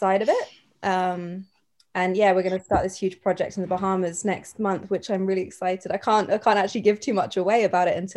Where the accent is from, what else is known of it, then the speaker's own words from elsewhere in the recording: Cornwall, South West England, United Kingdom; I grew up in Cornwall by the ocean